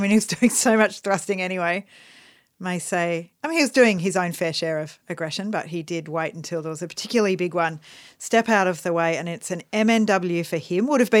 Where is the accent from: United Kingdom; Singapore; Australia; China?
Australia; As an Australian who likes cricket, I shouldn't be talking about sandpaper.